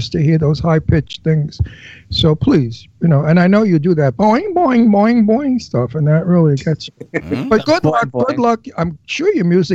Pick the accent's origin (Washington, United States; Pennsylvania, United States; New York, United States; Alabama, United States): New York, United States; New York City; you could tell I'm from Brooklyn